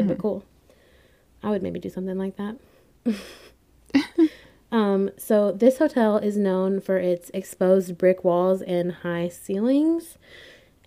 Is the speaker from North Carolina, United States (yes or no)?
yes; Winston-Salem, North Carolina, United States; I'm from Winston-Salem